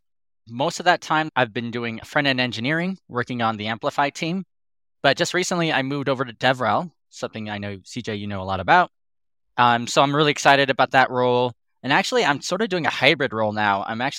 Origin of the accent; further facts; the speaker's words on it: Reno, Nevada, United States; I grew up here in Reno, Nevada, and I've been working in tech since I graduated college.